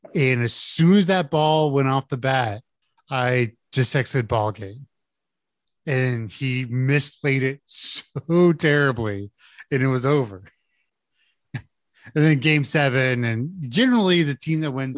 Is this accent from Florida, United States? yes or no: no; Houston, Texas, United States; I grew up in Houston, Texas, on the north side